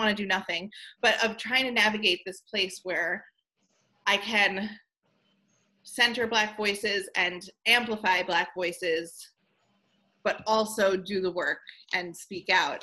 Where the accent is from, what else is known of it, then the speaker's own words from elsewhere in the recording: Levittown, New York, United States; I grew up in Levittown, New York